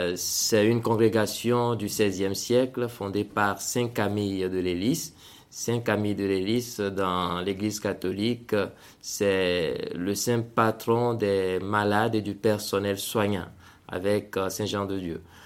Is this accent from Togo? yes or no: yes; Togo; moved away as an adult; also born or lived in Benin; now in Central African Republic; je suis né au Togo et j'ai, grandi au Togo jusqu'à avoir mon bac